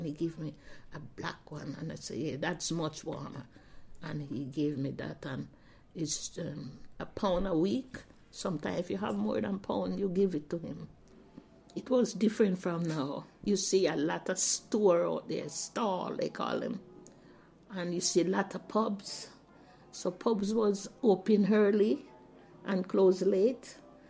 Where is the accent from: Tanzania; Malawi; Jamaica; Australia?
Jamaica; now in Southampton, United Kingdom; I said I'm a Jamaican. I wear, I talk, the clothes I wear, and the store I go in to buy things.